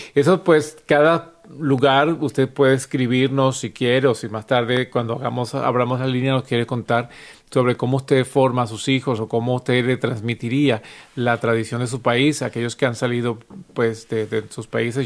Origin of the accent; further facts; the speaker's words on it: Venezuela; moved away; en Venezuela de donde yo soy